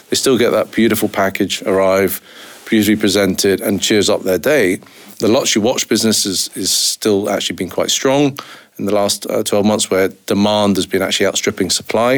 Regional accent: United Kingdom; now in Scotland; I was brought up down south, as you can probably recognise from my ridiculous accent.

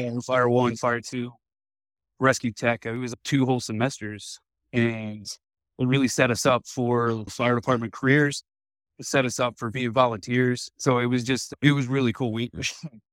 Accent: east of Annapolis, Eastern Shore of Maryland, United States; I grew up just over the Bay Bridge, the Chesapeake Bay Bridge, probably 10 minutes east of Annapolis.

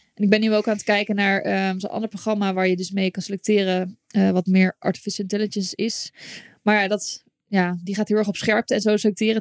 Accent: Zoetermeer, South Holland, Netherlands; moved away as an adult; also born or lived in Limburg; now in Utrecht, Netherlands; ik ben geboren in Limburg. In Limburg? En toen heel mijn leven Zoetermeer gewoond

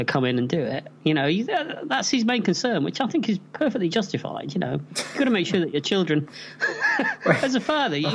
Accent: England, United Kingdom; I'm English

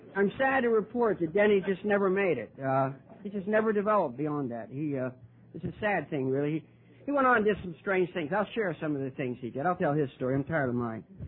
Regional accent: Ohio, United States; now in Wilmington, United States; I, was actually born in Ohio, birthplace of Alcoholics Anonymous uh, and the Wright brothers

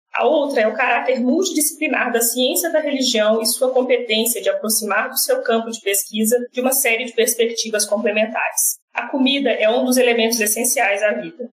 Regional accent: Minas Gerais, Brazil; eu sou mineira

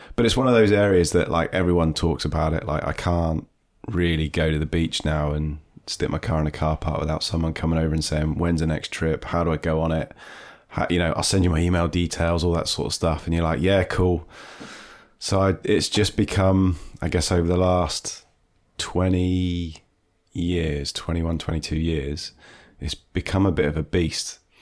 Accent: Devon, South West England, United Kingdom; also born or lived in Dorset; I grew up in Dorset originally, but was, spent most of my time in Devon

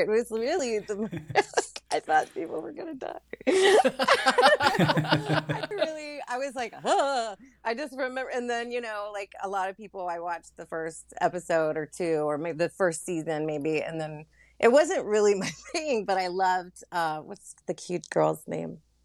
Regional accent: Louisiana, United States; moved away; also born or lived in Florida / California / Brooklyn; born in Florida, raised in Louisiana, and mostly lived in California for, like, uh, ten, eleven, twelve years before I moved to Brooklyn

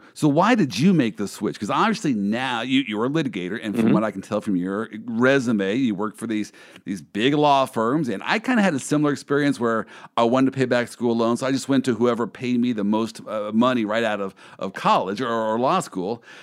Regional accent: Kansas City, United States; I'm from the Midwest. Uh, I am from mm-hmm. Kansas City

